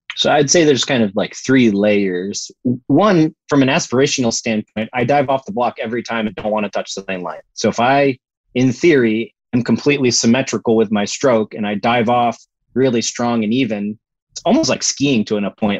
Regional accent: Florida, United States; we grew up in Florida

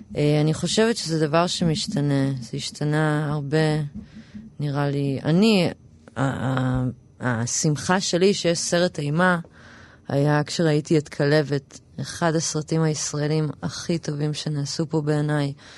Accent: Tel Aviv, Tel Aviv District, Israel; also born or lived in New York, United States / Rosh HaAyin; גדלתי ברמת אביב

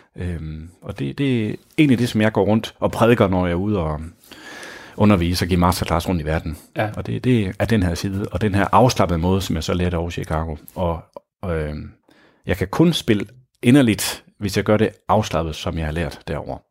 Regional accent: Grenå, Central Denmark Region, Denmark; moved away; Oprindeligt er jeg fra Grenå

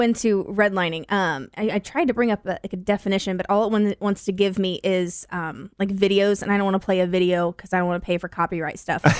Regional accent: Decatur, Illinois, United States; also born or lived in Mount Zion; I grew up, I grew up in Decatur

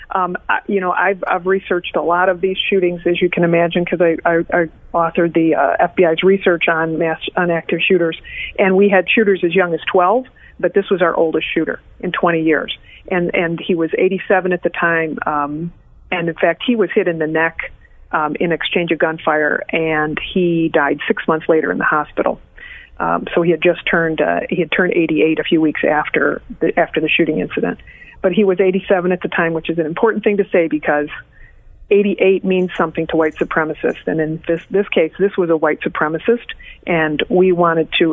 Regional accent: Detroit, Michigan, United States; moved away; also born or lived in Chicago / Milwaukee; I was born in Detroit

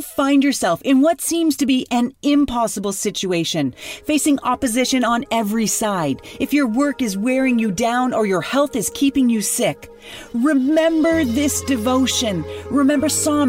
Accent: Canada; I'm from Canada

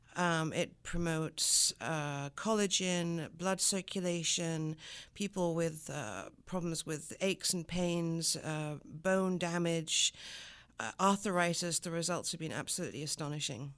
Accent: the Riviera, Provence-Alpes-Côte d'Azur, France; first language French; English is a second language; moved away as an adult; also born or lived in London / America / Los Angeles; now in Buffalo, United States; moved back to London, where my mother's from, and lived in London until I was about eight and a half. And then at eight and a half, we moved to the south of France, actually, on the Riviera

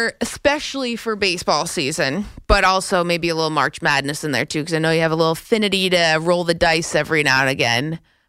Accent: Canada; moved away as an adult; now in New York, United States; I feel like sort of a New Yorker. Like, I'm not a New Yorker, so I'm Canadian, but like I live here

